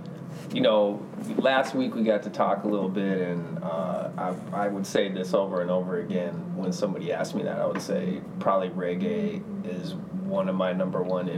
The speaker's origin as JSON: {"language": "English", "town": "Minneapolis", "region": "Minnesota", "country": "United States", "tie": "born or raised there", "also_born_or_lived": "New Jersey", "said": "I am a Minneapolis born and raised. Well, not quite. I was born in New Jersey, but I moved here when I was like couple months old. So Minneapolis born and raised"}